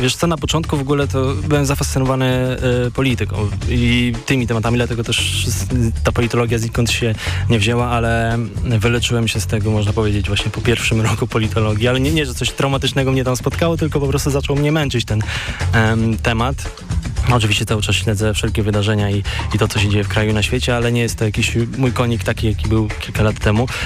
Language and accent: Polish; Koszalin, West Pomeranian Voivodeship, Poland; ja jestem właśnie z Koszalina, z tych stron